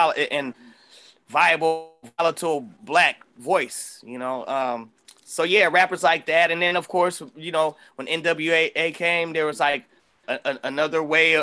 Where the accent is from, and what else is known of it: Oakland, California, United States; born or raised there